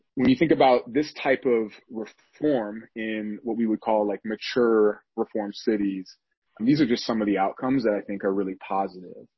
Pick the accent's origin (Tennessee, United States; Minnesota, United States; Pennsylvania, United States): Minnesota, United States; St. Paul; shout out to Minnesota. I'm from St. Paul